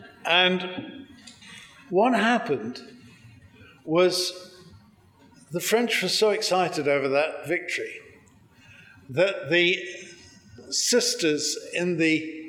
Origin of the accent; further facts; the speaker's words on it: England, United Kingdom; accent: English; moved away as an adult; now in United States; I am English originally, you may have guessed. Despite 25 years living in the US, I can't lose the accent